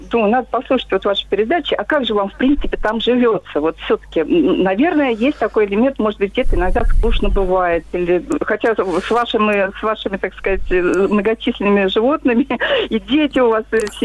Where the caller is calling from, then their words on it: Vladimir, Vladimir Oblast, Russia; я из Владимира.